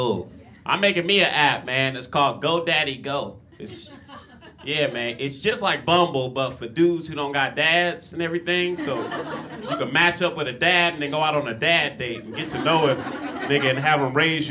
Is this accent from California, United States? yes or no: yes; Compton, California, United States; Yeah, I'm from Compton, man. If you guys don't know what Compton is, the Hunger Games called it District 12.